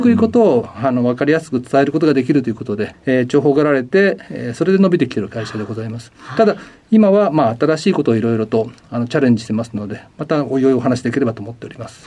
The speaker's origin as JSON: {"language": "Japanese", "town": "Nagoya", "region": "Aichi", "country": "Japan", "tie": "born or raised there", "also_born_or_lived": "Kasugai, Aichi", "said": "生まれたのは愛知県名古屋市でして、はい、実家の隣の春日井市の方にございます。"}